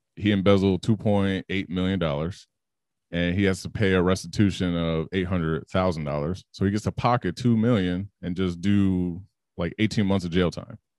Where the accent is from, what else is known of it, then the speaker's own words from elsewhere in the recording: Chicago, Illinois, United States; growing up in Chicago